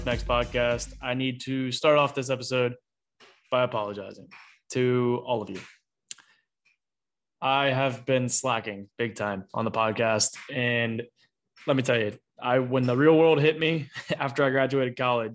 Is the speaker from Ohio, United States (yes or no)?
yes; Petoskey, Ohio, United States; I grew up in Petoskey, Ohio and spent my whole life there